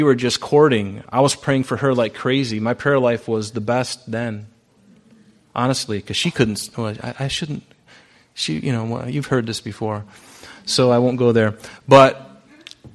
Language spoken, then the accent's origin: English; Pine Island, Florida, United States; moved away; I grew up on Pine Island in Southwest Florida